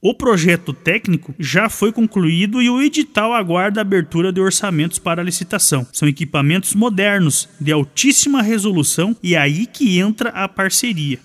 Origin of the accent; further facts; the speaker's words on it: Brazil; Mato Preto, minha terra amada